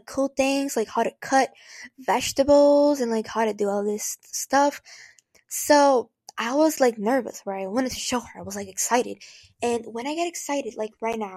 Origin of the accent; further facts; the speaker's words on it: Brazil; now in United States; I am from Brazil. That's why the weird accent. But I am from there. So I was born there.